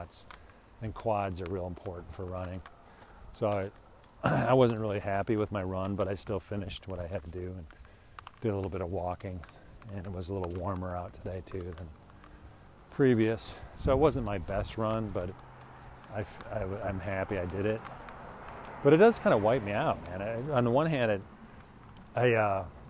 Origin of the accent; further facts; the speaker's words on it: Deerfield, Illinois, United States; now in Phoenix, United States; I'm from Chicago too